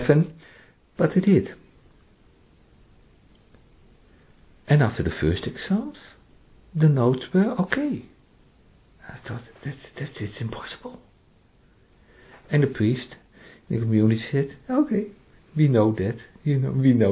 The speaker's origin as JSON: {"language": "English", "country": "Netherlands", "first_language": "Dutch", "second_language": "English", "moved": "yes"}